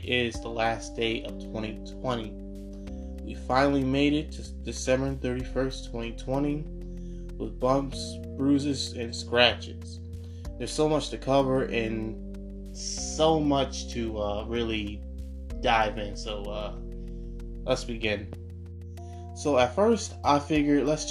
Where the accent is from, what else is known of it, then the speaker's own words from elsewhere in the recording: United States; I'm an American. I'm proud to be an American.